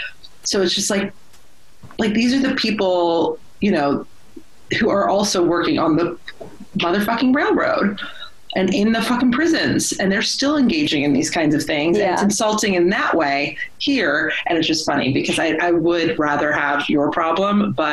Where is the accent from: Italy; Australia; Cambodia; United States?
United States; Texas; because I'm from Texas